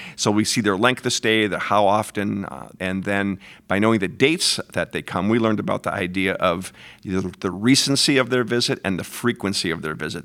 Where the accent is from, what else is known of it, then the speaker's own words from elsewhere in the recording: Frankenmuth, Michigan, United States; born and raised in Frankenmuth, Michigan